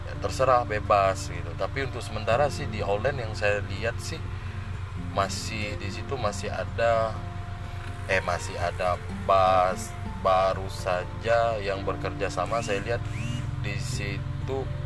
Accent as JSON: {"language": "Indonesian", "town": "Sintang", "region": "West Kalimantan", "country": "Indonesia", "said": "saya sebagai orang Sintang sih CPR ini bisa dihitung"}